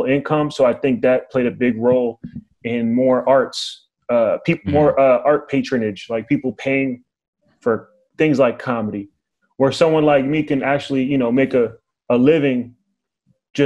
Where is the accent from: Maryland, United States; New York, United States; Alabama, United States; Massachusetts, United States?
Maryland, United States; Silver Spring; grew up, born and raised Silver Spring.